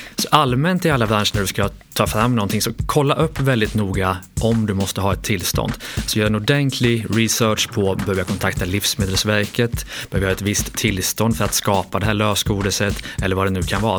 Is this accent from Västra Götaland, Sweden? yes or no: yes; Lidköping, Västra Götaland, Sweden; Lidköping i Västergötland